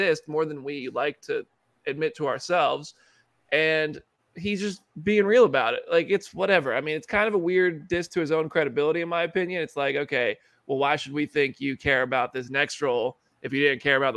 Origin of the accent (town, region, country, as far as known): United States